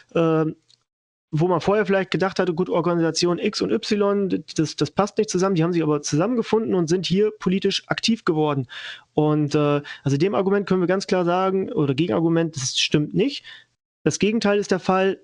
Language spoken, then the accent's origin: German; western Germany, Germany; moved away as an adult; now in Saxony, Germany; ich komme ja selber auch aus dem Westen, bin nach, vor drei Jahren circa nach Sachsen gezogen.